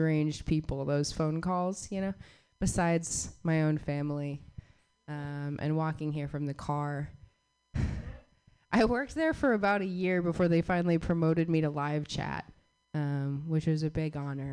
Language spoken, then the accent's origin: English; Southwest, United States; I grew up in the Southwest